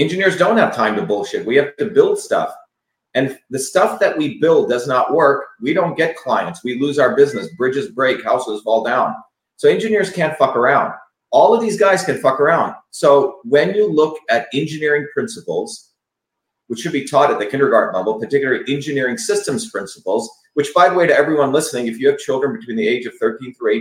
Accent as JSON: {"language": "English", "region": "New Jersey", "country": "United States", "tie": "born or raised there", "said": "I grew up in New Jersey, and people speak like this."}